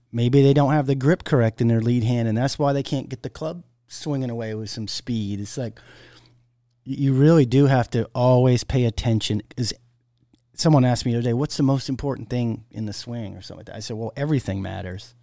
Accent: Maine, United States; growing up in Maine, you know, we had long winters

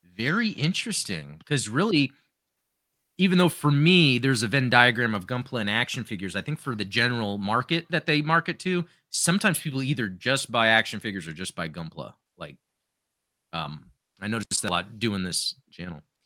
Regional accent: United States; growing up in the United States

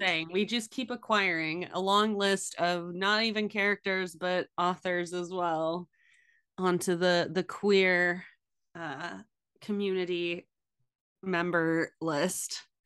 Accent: United States; as an American

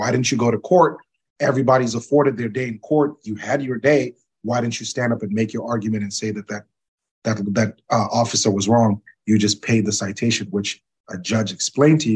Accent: Zambia; moved away; I'm originally from Zambia myself

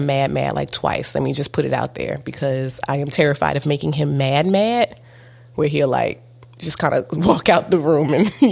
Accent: East Coast, United States; I'm from the East Coast. And, you know, and we're both in the South.

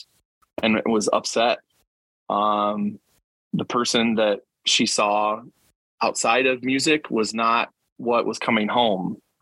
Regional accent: Elkhart, Indiana, United States; now in Mishawaka, United States; I'm originally from Elkhart, Indiana, musical instrument capital of the world. Was born in Indianapolis. I had two parents that moved to Elkhart.

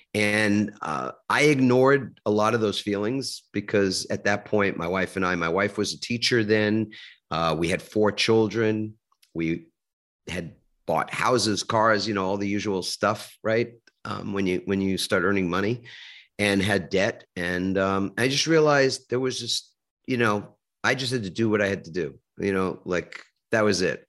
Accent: New York City, New York, United States; I grew up in New York. I grew up in a little suburb of Manhattan called Queens

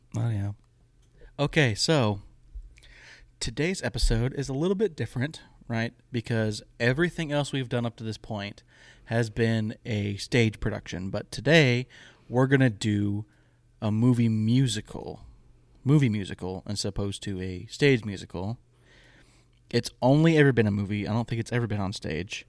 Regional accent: Michigan, United States; my dad was in a bluegrass band growing up in Michigan.

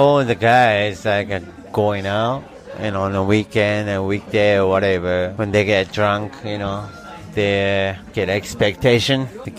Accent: Tokyo, Japan; English is a second language; also born or lived in Canada; I'm from Tokyo.

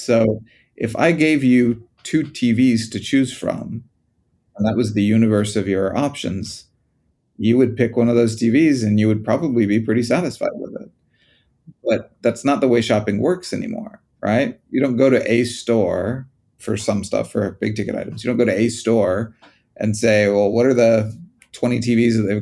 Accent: United States; moved away; When I was growing up in the States

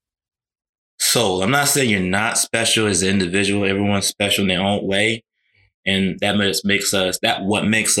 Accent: Savannah, Georgia, United States; age 33, born and raised in Savannah, Georgia

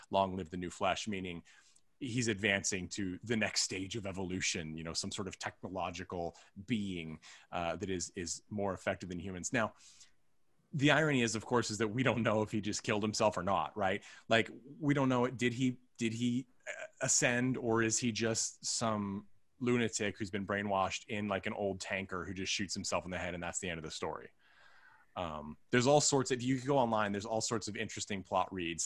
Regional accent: United States; we're all from the United States

